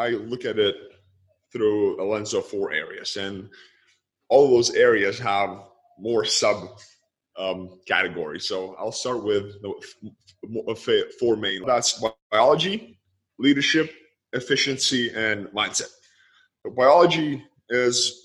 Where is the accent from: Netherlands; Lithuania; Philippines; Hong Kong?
Lithuania; moved away; I grew up in Lithuania. I was born and raised. I am born and raised in Lithuania.